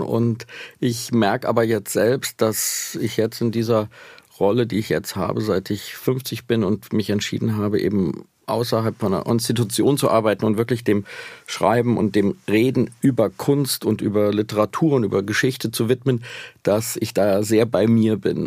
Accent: Schlitz, Hesse, Germany; accent: East Hessian; moved away; in der hessischen Provinz in Schlitz, wo ich aufgewachsen bin

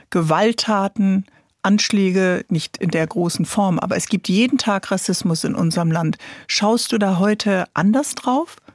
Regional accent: Hanau, Hesse, Germany; Kindheit von der Familie aufgewachsen in Hanau, in der Kesselstadt, in einem Hochhaus mit Nachbarn aus ganz, ganz äh, vielen Ländern

